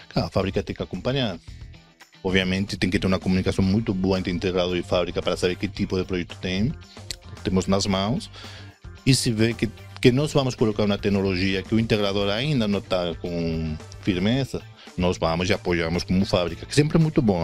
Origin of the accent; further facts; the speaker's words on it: Spain; Portuguese is a second language; moved away as an adult; now in Brazil; eu sou espanhol, acho que dá para ver nesse sotaque quase perfeito.